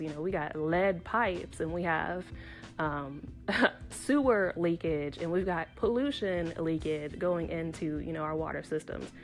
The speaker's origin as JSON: {"language": "English", "region": "Tennessee", "country": "United States", "said": "I'm from Tennessee"}